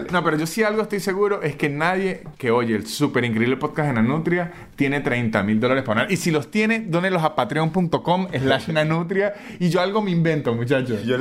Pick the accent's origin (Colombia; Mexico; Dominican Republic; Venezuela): Venezuela; moved away; Porque yo, yo salí de Venezuela